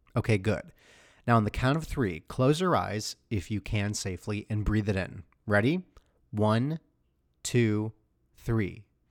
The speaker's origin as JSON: {"language": "English", "region": "Michigan", "country": "United States", "said": "I'm from Michigan"}